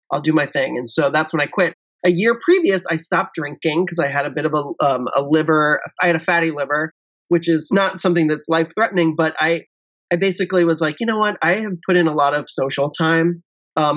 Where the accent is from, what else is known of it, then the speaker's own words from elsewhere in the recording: Cincinnati, Ohio, United States; moved away as an adult; I grew up in Cincinnati, Ohio, which is a very conservative place